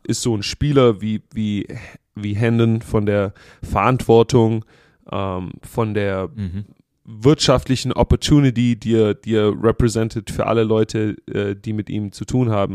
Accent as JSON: {"language": "German", "country": "Germany", "moved": "yes", "lives_now": "United States", "said": "wir als Deutsche"}